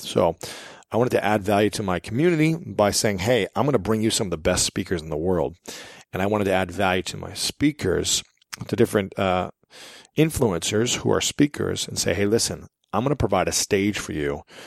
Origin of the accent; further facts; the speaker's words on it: Columbus, Ohio, United States; Columbus, Ohio because that's my hometown. That's where I'm from